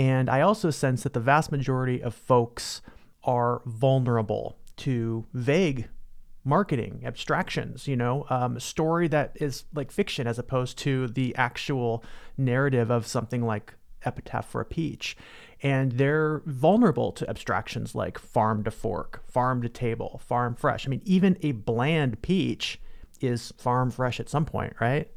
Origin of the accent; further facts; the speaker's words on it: California, United States; as a Californian